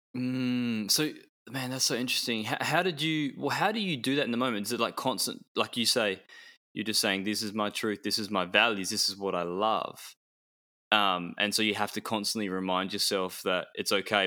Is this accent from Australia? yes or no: yes; Perth, Western Australia, Australia; I was born in Perth